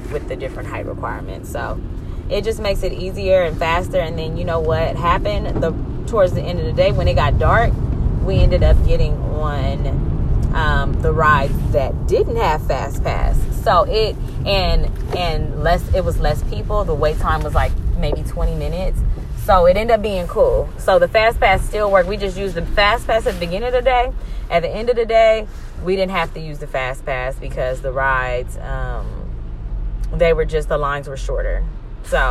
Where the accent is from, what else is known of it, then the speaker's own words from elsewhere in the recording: California, United States; I'm from Cali